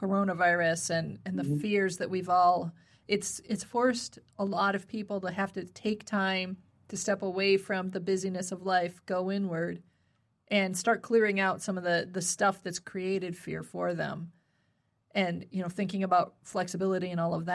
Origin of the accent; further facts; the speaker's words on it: Midwest, United States; I grew up in the Midwest